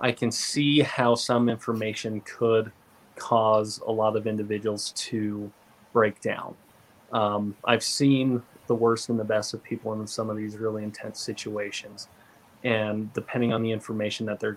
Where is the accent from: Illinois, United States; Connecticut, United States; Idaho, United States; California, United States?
Idaho, United States; Southeast; moved away; I grew up in Southeast Idaho, and we also have a reservation in that area where I grew up